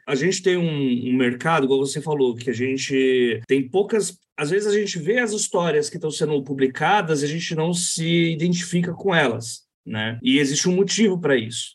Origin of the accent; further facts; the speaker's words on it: São Paulo, Brazil; na minha quebrada